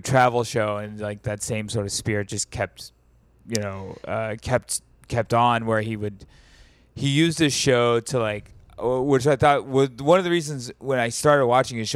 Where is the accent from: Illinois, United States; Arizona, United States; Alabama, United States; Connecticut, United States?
Alabama, United States; also born or lived in Greenwood, Mississippi (family); I grew up in Alabama, but my whole family is from Greenwood, Mississippi, both sides